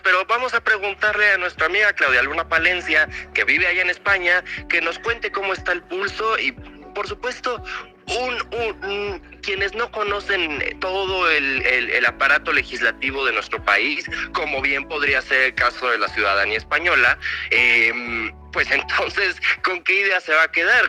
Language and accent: Spanish; Mexico; como ciudadanos mexicanos